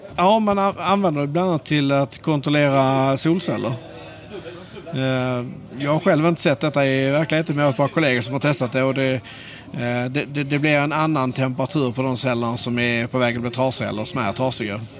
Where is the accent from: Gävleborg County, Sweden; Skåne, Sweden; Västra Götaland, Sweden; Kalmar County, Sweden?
Skåne, Sweden; accent: Skånska; Jag hoppas ni förstår min skånska